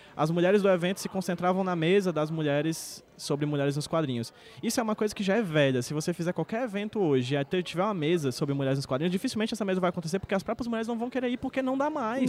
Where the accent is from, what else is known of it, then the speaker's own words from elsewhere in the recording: Northeast Brazil, Brazil; eu sou nordestino